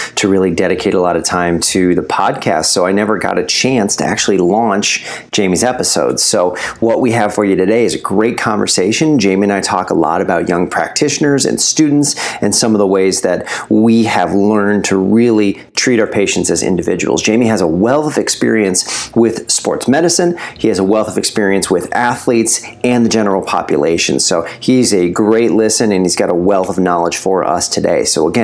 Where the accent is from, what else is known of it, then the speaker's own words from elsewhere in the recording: New Rochelle, New York, United States; moved away as an adult; also born or lived in Northern New Jersey; now in Philadelphia, United States; I'm from Southern New York, New Rochelle, New York, just north of Manhattan